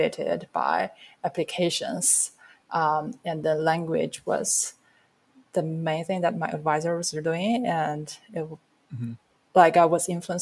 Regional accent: China; moved away as an adult; now in United States; when I was brought up in China

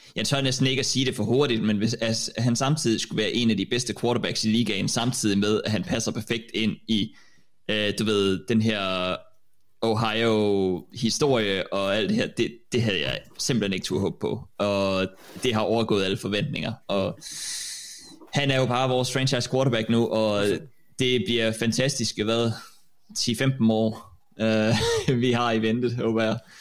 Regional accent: Denmark; som danskere, så er vi jo kommet til ret sent

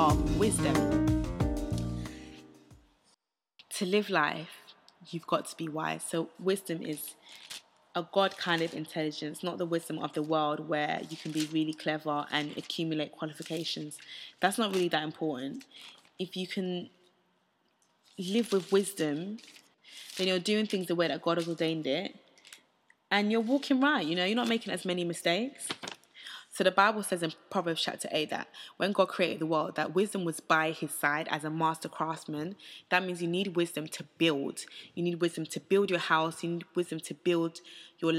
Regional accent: United Kingdom; I went to a state school in the UK.

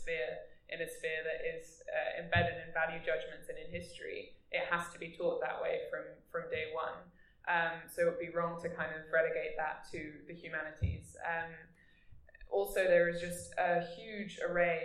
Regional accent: Germany; now in United Kingdom; I'm from Germany

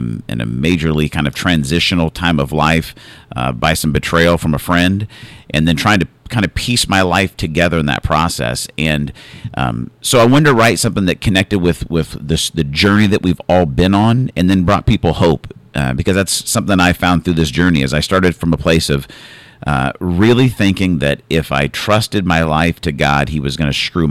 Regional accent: Arizona, United States; I grew up in Arizona

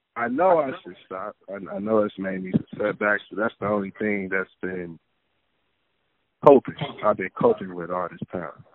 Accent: Detroit, Michigan, United States; I'm from Detroit

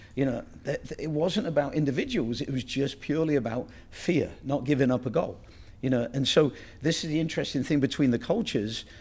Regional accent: England, United Kingdom; moved away; the ethos that I grew up with in England

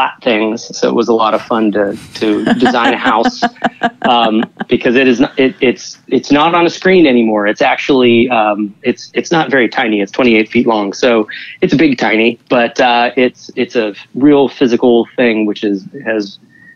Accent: Pittsburgh, Pennsylvania, United States; moved away as an adult; now in New York, United States; I'm from the Western Pennsylvania area originally, and living in the Pittsburgh area

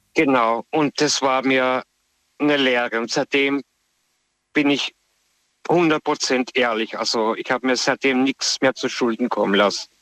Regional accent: Austria; ich komme ursprünglich aus Österreich

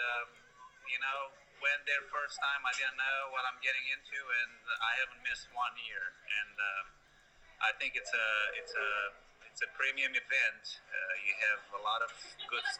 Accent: Romania; now in United States; my Romanian flag, even though I'm American now, but, you know, it's a good, reminder for me to show everybody what I come from

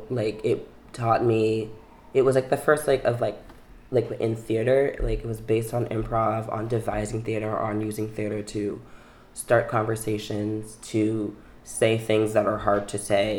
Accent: New York City, New York, United States; also born or lived in Manhattan; I was born in Manhattan on the Upper West Side and raised in Brooklyn.

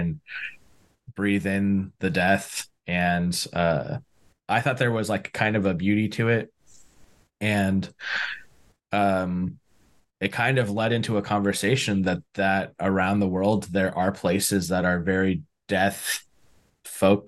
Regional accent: San Diego, California, United States; I'm from San Diego. Like, we don't have, hunting's not a big thing out here

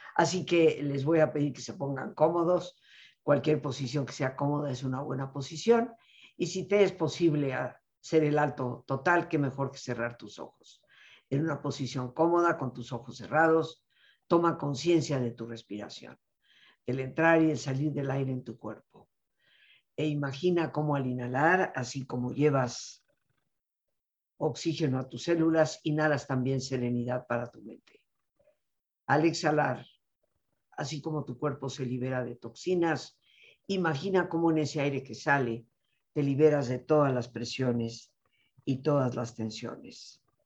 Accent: Mexico; como mexicana

